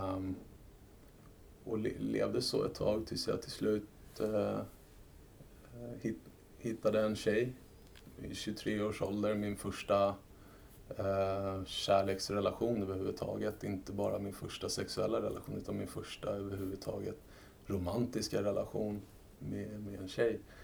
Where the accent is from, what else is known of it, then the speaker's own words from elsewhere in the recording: Sweden; som svensk skattebetalare